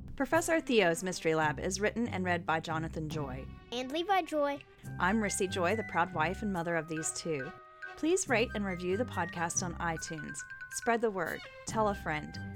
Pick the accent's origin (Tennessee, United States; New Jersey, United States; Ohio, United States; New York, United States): Ohio, United States; South Point; I'm from South Point High